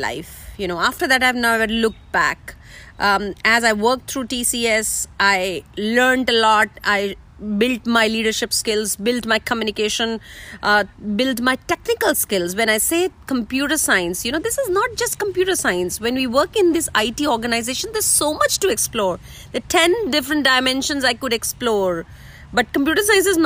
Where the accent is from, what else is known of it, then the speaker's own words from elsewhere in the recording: India; moved away; I'm coming from India